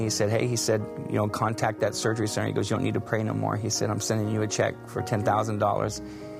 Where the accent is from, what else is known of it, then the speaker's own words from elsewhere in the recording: Visalia, California, United States; this is my wife, Eliana, and we're from Visalia, California.